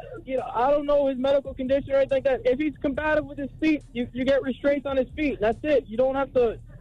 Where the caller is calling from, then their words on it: Florida, United States; I'm calling from Florida.